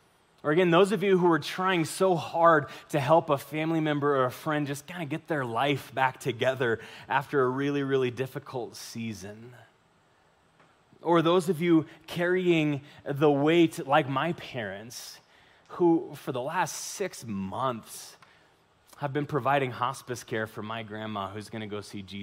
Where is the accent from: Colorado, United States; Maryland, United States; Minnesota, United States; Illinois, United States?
Colorado, United States; Pueblo; I can tell you from experience, because I'm from Pueblo, and all of my family's like, hey, listen, as soon as you're gone, I'm gone too.